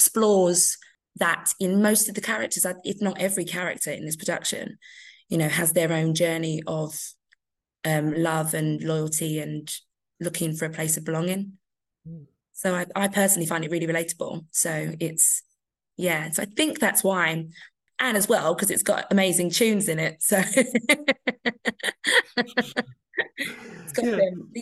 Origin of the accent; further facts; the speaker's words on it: London, United Kingdom; I'm a Londoner